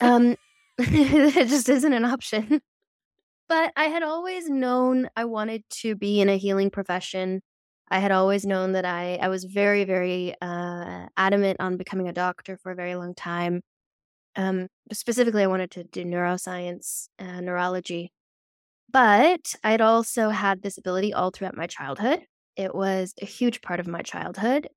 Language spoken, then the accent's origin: English; Netherlands; I grew up in the Netherlands, um, which is very practical culture